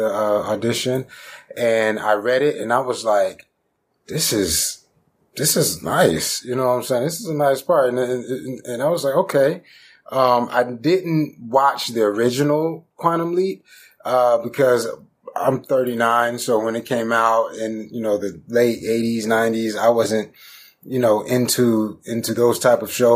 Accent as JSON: {"language": "English", "town": "Stone Mountain", "region": "Georgia", "country": "United States", "said": "originally I'm from Stone Mountain, Georgia, you know, east side of Atlanta."}